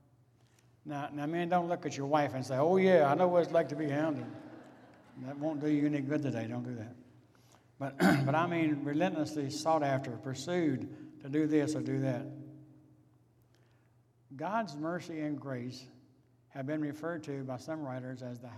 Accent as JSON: {"language": "English", "town": "Rich Valley", "country": "United States", "tie": "born or raised there", "said": "when I was a child growing up in Rich Valley"}